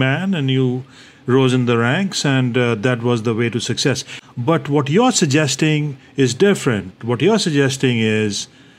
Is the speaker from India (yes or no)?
yes; India; I grew up in India